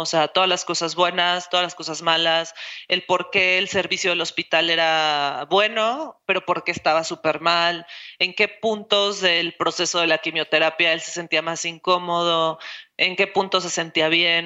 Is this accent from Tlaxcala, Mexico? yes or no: no; Mexico City, Mexico; now in Guadalajara, Mexico; yo soy de Ciudad de México